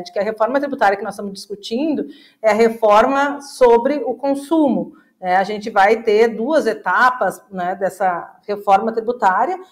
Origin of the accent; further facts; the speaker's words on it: Caxias do Sul, Rio Grande do Sul, Brazil; Eu sou de Caxias do Sul, na, na cidade industrial